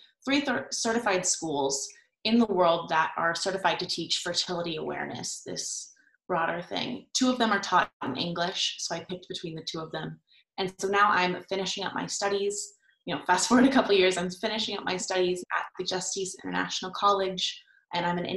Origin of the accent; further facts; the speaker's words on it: California, United States; I grew up in California at a very liberal school